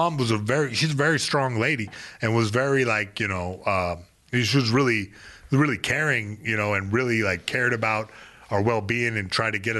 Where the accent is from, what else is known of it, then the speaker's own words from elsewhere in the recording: Fayetteville, North Carolina, United States; now I made peace where I came from Fayetteville, North Carolina.